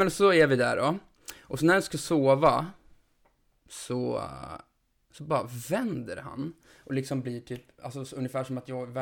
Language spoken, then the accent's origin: Swedish; Jämtland, Sweden